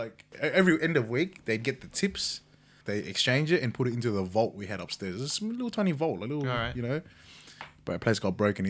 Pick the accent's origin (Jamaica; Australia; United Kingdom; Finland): Australia; Cabramatta, New South Wales; I was from Cabra.